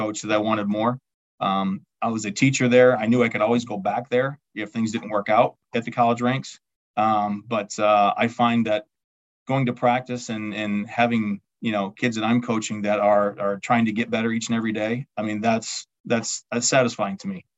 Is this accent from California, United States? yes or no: no; Albany, Wisconsin, United States; my hometown, Albany, Wisconsin